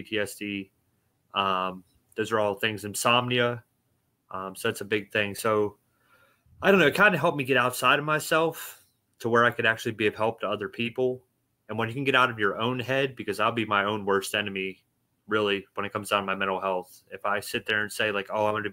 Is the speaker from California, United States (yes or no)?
no; Pittsburgh, Pennsylvania, United States; I grew up in Pittsburgh, Pennsylvania